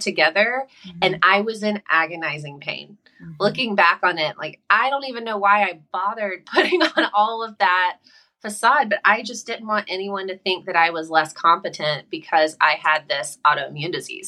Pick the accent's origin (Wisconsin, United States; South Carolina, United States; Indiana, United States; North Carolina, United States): South Carolina, United States; moved away as an adult; now in California, United States; I'm from South Carolina